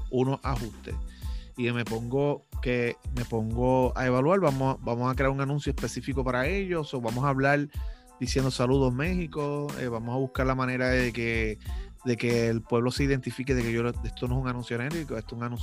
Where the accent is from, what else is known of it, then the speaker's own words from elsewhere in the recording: Lares, Puerto Rico; born there; yo vivo en Lares, Castañel, ahí fue donde yo nací. Y este, aquí no hay nada.